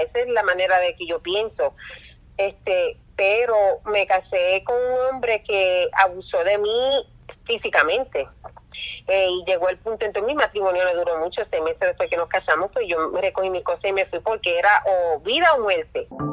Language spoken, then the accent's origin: Spanish; Puerto Rico; also born or lived in New York; yo nací en Nueva York y cuando yo tenía unos tres, cuatro años, mi papá decidió este, mudarse para Puerto Rico